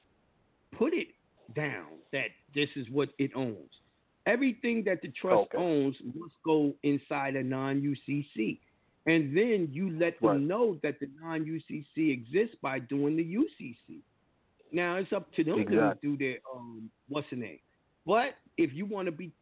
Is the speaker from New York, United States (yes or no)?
yes; New York, United States; birth certificate is proof that I'm a New York citizen. I was born in New York